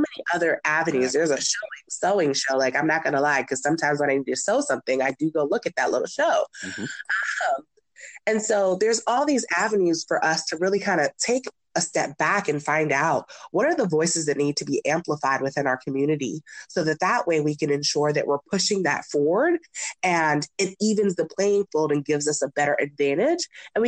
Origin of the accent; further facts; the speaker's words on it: Nigeria; seeing that I'm Nigerian, I sometimes get a little upset about Black Panther